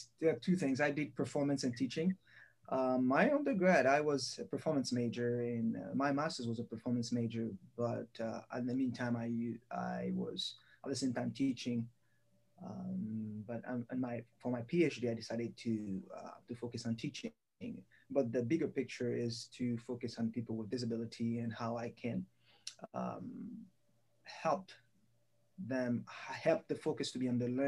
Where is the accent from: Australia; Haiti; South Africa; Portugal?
Haiti; moved away as an adult; also born or lived in Michigan, United States / Pennsylvania, United States; now in Missouri, United States; I was born in Haiti and I grew up there. Middle school and high school there, and I came here in the U.S. in a cultural exchange program.